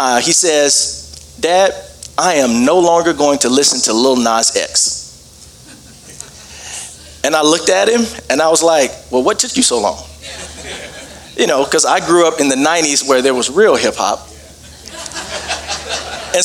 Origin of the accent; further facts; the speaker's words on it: Birmingham, Alabama, United States; moved away as an adult; also born or lived in Dallas, Texas; now in Denver, United States; I live in Denver, Colorado, but I grew up in Birmingham, Alabama